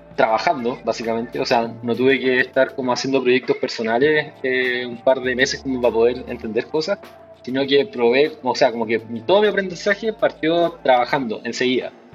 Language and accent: Spanish; Rancagua, O'Higgins, Chile; moved away as an adult; now in Santiago, Chile; soy oriundo de Rancagua, nací en Rancagua